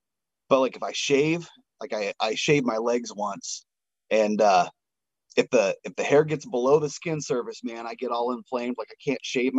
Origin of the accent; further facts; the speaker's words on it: the Northwest, Pacific Northwest, United States; I'm from the Northwest